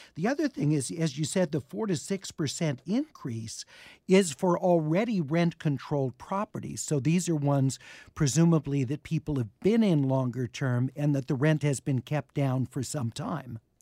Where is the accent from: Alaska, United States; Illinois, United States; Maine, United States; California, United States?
California, United States; Los Angeles; I grew up in the Hollywood Hills.